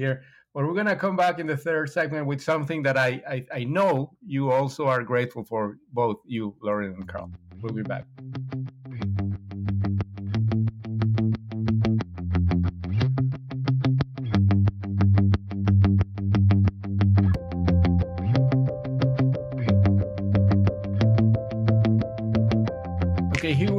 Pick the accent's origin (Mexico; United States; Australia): Mexico; I'm from Mexico